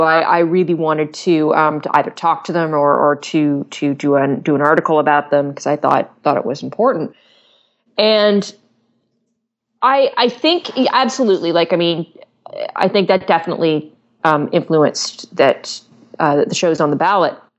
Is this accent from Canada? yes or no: yes; Canada; I'm I'm Canadian